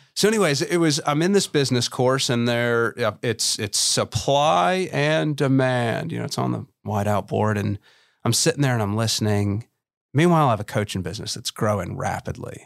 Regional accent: Memphis, Tennessee, United States; when I was seven growing up in Memphis, Tennessee.

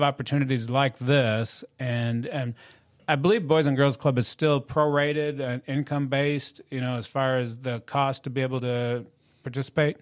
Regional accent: Michigan, United States; moved away; also born or lived in Lansing, Michigan; I'm from Michigan

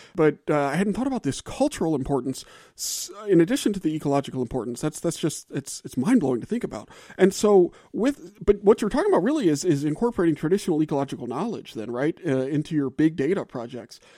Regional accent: the South, United States; moved away; I'm from the South

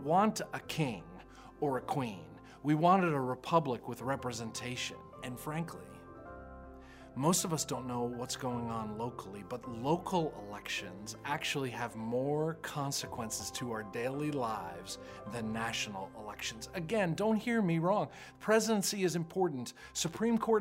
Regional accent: United States

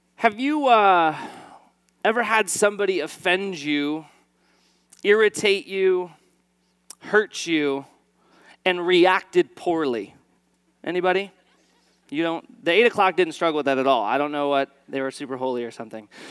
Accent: East Valley, Arizona, United States; I'm an Arizona native, uh, born and raised in the East Valley

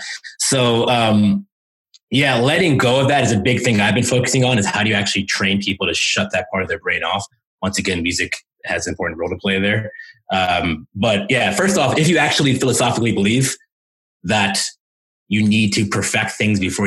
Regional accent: United States; first language English; I'm American

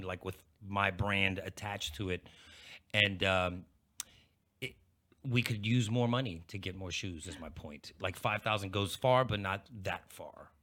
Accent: Pittsburgh, Pennsylvania, United States; moved away as an adult; also born or lived in New York City; now in Dallas, United States; mostly grew up in Pittsburgh

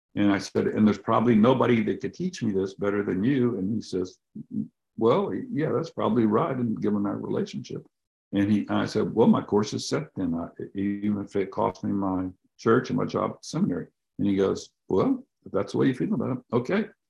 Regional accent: the Bible Belt, United States; Growing up in the Bible Belt

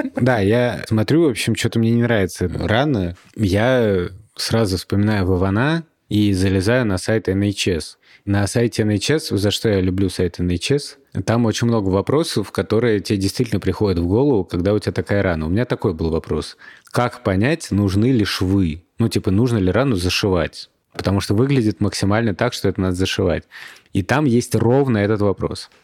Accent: Russia; мы из России

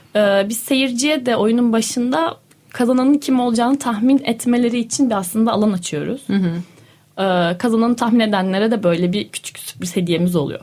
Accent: Denizli, Turkey; moved away; also born or lived in Ankara; Yani ben şimdi Denizliliyim. Denizli'de doğdum, büyüdüm

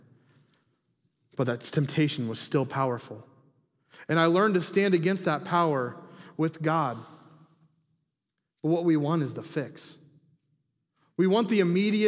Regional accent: Huntington, United States; People that know me growing up, I was a rebel. I was not a good kid here in Huntington

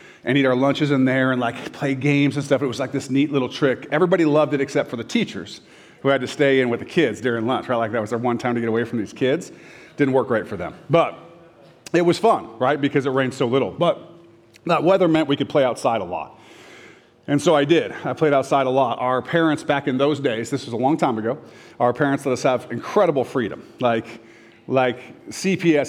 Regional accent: Orange County, Southern California, United States; moved away; also born or lived in Renton, Washington; I moved to Southern California, Orange County.

